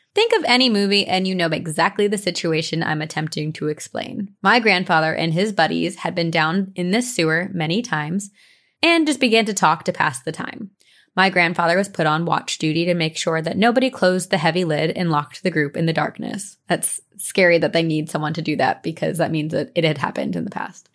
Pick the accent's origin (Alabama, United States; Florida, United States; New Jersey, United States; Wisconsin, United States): New Jersey, United States; I grew up in Jersey